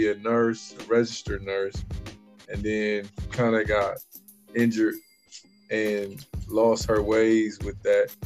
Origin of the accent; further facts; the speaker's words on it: Columbus, Ohio, United States; born and raised in Columbus, Ohio